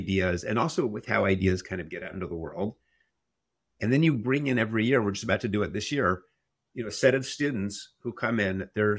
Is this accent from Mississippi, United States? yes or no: no; New Haven, Connecticut, United States; We grew up in Connecticut. I grew up in New Haven, Connecticut.